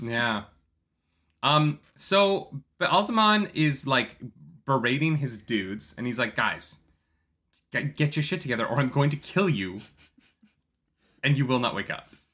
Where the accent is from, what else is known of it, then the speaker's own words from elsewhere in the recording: Canada; I'm Canadian